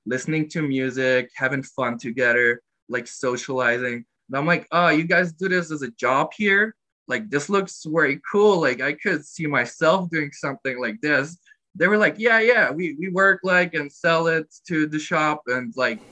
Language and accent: English; Glarus, Switzerland; I'm from Switzerland. I live in Molis-Glarus. That's the state.